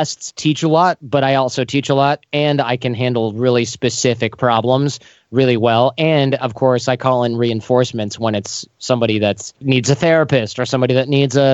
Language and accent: English; United States; also born or lived in East Germany; where are you from? Your accent is a little strange. And I'm like, America